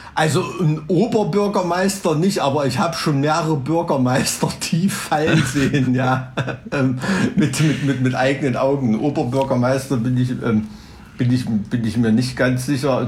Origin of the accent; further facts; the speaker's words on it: East Germany, Germany; als Ossi-Kind bist du ja im Schwarzpulver aufgewachsen zu Silvester